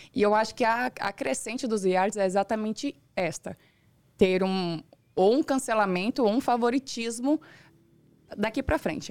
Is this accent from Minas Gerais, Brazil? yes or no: no; Rondonópolis, Mato Grosso, Brazil; moved away as an adult; now in São Paulo, Brazil; Eu sou criada, nasci e fui criada no, em Rondonópolis, uma cidade pequena